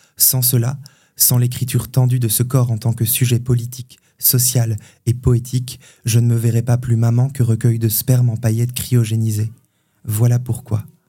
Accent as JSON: {"language": "French", "area": "Hautes-Vosges", "region": "Grand Est", "country": "France", "tie": "born or raised there", "moved": "yes", "lives_now": "Nancy, France", "said": "je viens des Hauts-de-Vosges, où j'ai passé mon enfance en fait"}